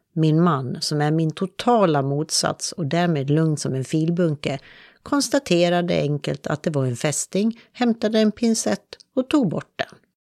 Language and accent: Swedish; Dalarna County, Sweden; Jag växte upp i Dalarna